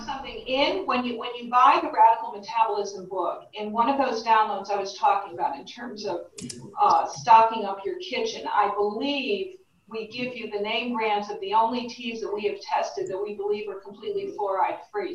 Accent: Connecticut, United States; Connecticut, my home state. So, as a fellow New Englander

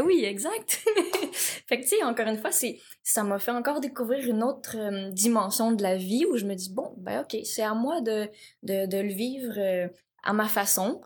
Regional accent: Laval, Quebec, Canada; also born or lived in Cambodia; j'ai grandi à Laval

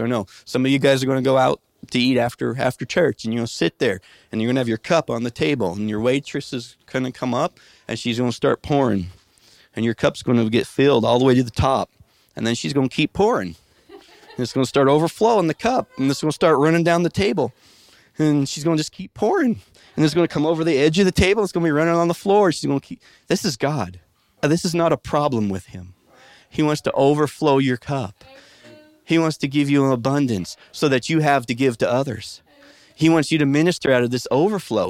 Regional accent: Midwest, United States; When I was a kid growing up in the Midwest

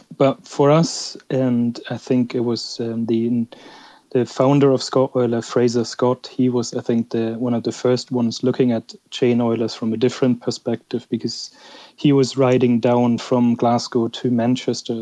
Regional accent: Germany; I'm actually from Germany

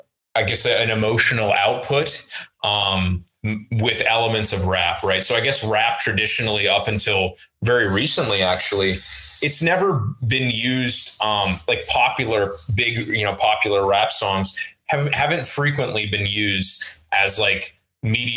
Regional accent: Oakland, California, United States; first language Russian; English is a second language; moved away; I'm in from Oakland, okay. California

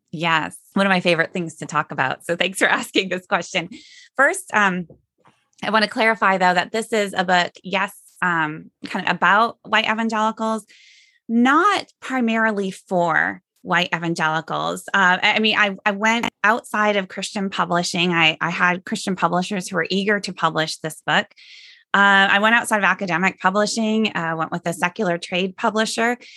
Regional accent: Sioux Center, Iowa, United States; moved away as an adult; I grew up in Sioux Center

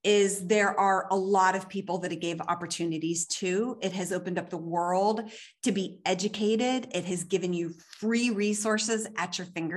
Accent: Pennsylvania, United States; moved away as an adult; also born or lived in New York City; now in Los Angeles, United States; I was born and raised in Pennsylvania, but I grew up in New York City.

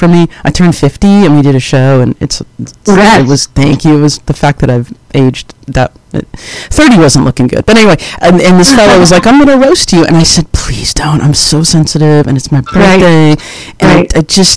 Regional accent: Indiana, United States; I'm from Indiana

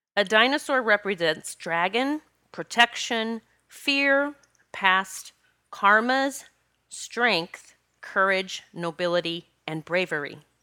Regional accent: Rapid City, South Dakota, United States; I grew up in Rapid City, South Dakota

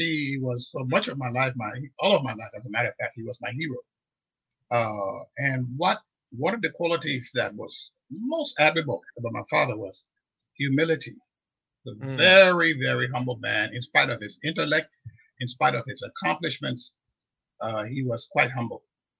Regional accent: Monrovia, Montserrado, Liberia; We grew up in Gaytown on the old road.

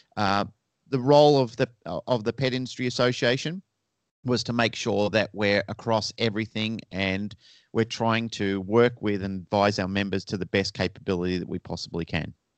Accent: Melbourne, Victoria, Australia; moved away as an adult; now in Sydney, Australia; And I was originally from Melbourne, Australia, which is down the southern end of Australia

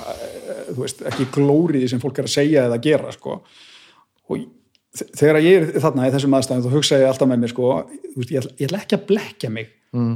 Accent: Garðabær, Capital Region, Iceland; moved away; also born or lived in Akranes / Bolungarvík; ég líti á mig sem garðbæðinga því að þú veist, ég ólst upp í garðabænum

